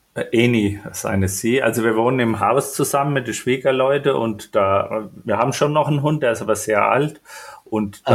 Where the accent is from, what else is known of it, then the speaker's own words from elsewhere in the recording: Franconia, Bavaria, Germany; also born or lived in Spessart; Also ich komme aus Franken